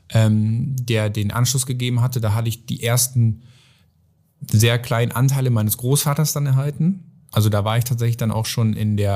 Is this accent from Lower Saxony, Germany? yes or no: yes; Oldenburg, Lower Saxony, Germany; es ging dann ja von Miss Oldenburg, wir kommen jetzt aus Oldenburg